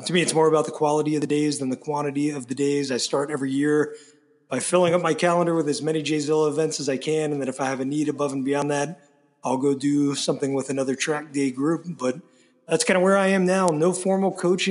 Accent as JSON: {"language": "English", "town": "Nashville", "region": "Tennessee", "country": "United States", "tie": "born or raised there", "said": "born and raised in Nashville, Tennessee"}